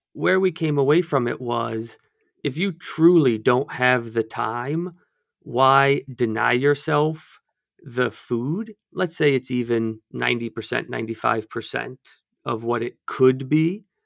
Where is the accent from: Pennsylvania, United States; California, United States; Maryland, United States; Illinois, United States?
Maryland, United States; outside of Baltimore; I grew up outside of Baltimore